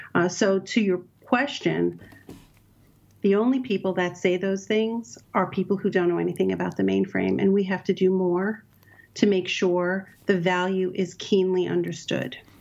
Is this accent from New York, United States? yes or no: yes; New York City, New York, United States; I grew up in Brooklyn, New York, so I'm a New York City girl at heart